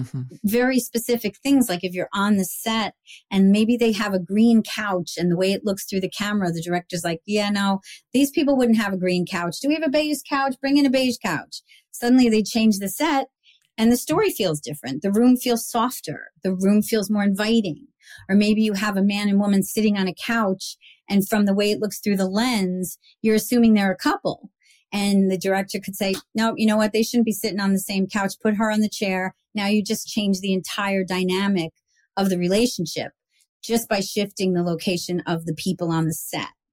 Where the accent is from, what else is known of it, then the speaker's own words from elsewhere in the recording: New York, United States; now in Montclair, United States; I was like this New Yorker